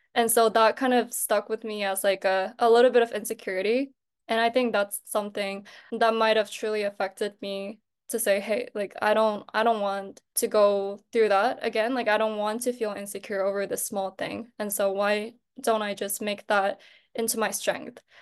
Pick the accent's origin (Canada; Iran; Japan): Japan; moved away as an adult; now in Seoul, South Korea; I was born and raised in Japan, but I am a Korean national